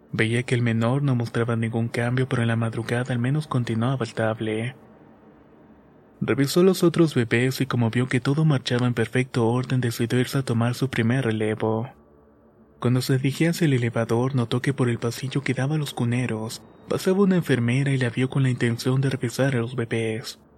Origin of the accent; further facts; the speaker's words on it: Mexico; soy de México